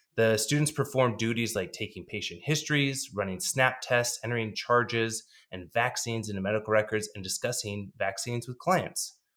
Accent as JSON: {"language": "English", "town": "Dallas", "region": "Texas", "country": "United States", "tie": "born or raised there", "said": "CityVet out of Dallas, Texas, which is my hometown."}